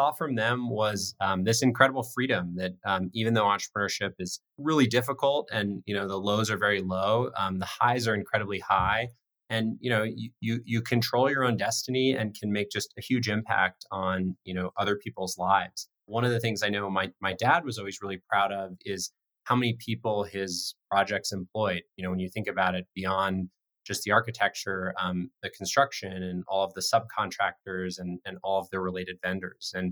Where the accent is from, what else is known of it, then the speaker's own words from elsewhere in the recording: Colorado, United States; Life in Colorado uh, was amazing. Spent a lot of time in the outdoors growing up, not so much time in classrooms, um, a lot of time skiing and camping.